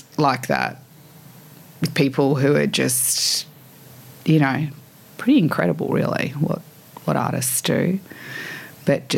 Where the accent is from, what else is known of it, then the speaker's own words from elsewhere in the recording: Sydney, New South Wales, Australia; I grew up in Annandale. I went to Fort Street